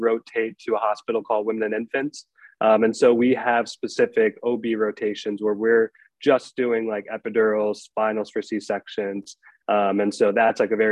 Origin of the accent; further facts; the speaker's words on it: Albany, New York, United States; also born or lived in Delmar, New York / Vermont; I grew up in Albany. I was born in Albany Medical Center.